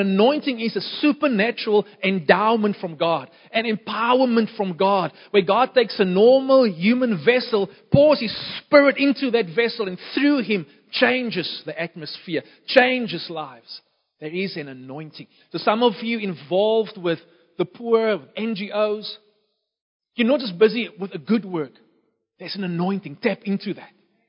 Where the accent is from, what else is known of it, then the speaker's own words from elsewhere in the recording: Beaufort West, Western Cape, South Africa; born there; Beaufort West is my hometown. It's more the town where I was born. Don't really have a hometown. Lived in many different places all across our nation. But Beaufort West is the place where I was born.